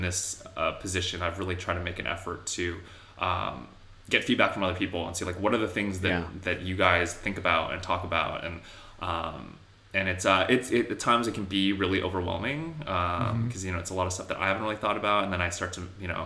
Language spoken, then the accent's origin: English; Torrance, California, United States; also born or lived in Seoul, South Korea; I grew up in Southern California, which has a huge Asian population.